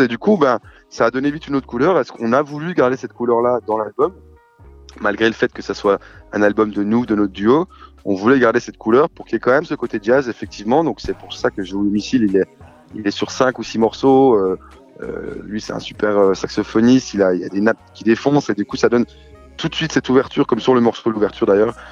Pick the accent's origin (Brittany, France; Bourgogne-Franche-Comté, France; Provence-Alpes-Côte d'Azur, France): Bourgogne-Franche-Comté, France; Besançon; à Besançon, chez moi, Besançon en Franche-Comté